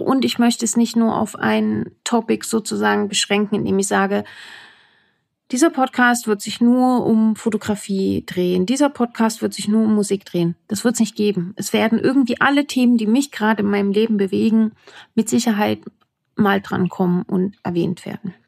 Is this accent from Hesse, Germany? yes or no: no; Saalfeld, Thuringia, Germany; accent: Saalfeld dialect; moved away as an adult; now in Berlin, Germany; ursprünglich komme ich aus Thüringen, dem grünen Herzen Deutschlands. Um genau zu sein, aus Saalfeld